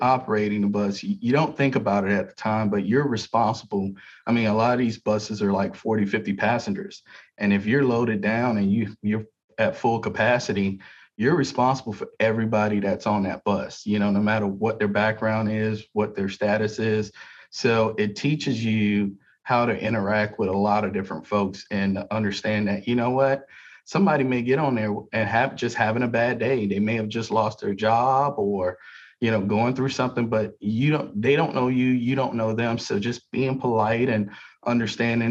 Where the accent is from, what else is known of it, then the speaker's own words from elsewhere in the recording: South Florida, United States; now in Pensacola, United States; I'm from South Florida, so I worked for Miami-Dade Transit